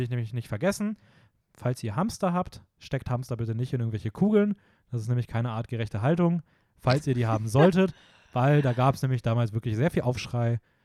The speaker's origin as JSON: {"language": "German", "town": "Hameln", "region": "Lower Saxony", "country": "Germany", "tie": "born or raised there", "said": "meine Heimat"}